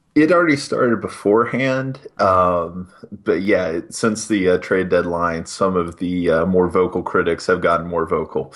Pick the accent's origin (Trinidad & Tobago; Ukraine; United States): United States; West Virginia; moved away; I'm originally from West Virginia